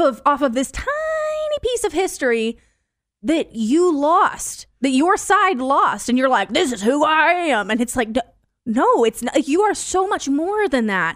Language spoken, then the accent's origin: English; Decatur, Illinois, United States; also born or lived in Mount Zion; I grew up, I grew up in Decatur